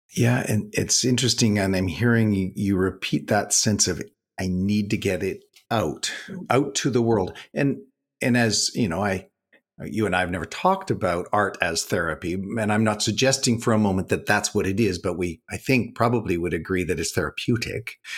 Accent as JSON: {"language": "English", "country": "Canada", "said": "As a Canadian"}